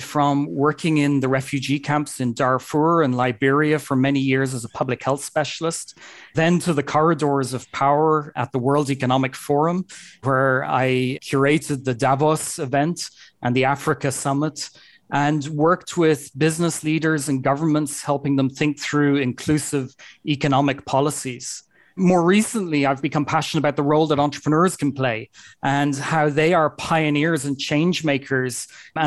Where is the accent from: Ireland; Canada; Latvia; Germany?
Ireland; now in Bristol, United Kingdom; as you may hear by my accent, I'm originally from Ireland, but based in Bristol in the UK.